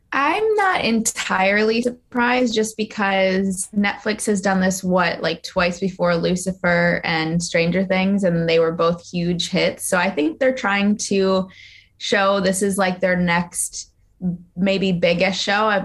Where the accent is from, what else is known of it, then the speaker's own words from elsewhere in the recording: New Jersey, United States; I am from New Jersey